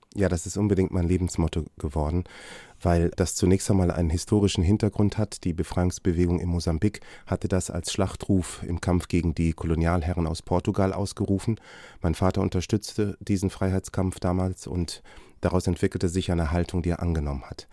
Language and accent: German; Germany; Ich bin in Deutschland geboren und hier aufgewachsen